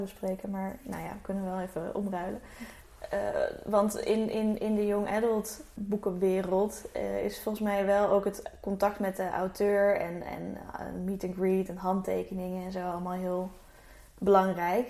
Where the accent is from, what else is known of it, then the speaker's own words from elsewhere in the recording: Alphen aan den Rijn, South Holland, Netherlands; ik ben ook opgegroeid in Alphen aan de Rijn